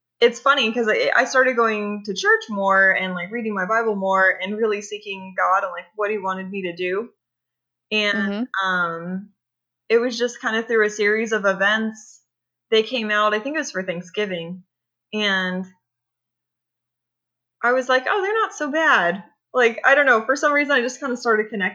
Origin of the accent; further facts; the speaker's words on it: California, United States; I grew up in California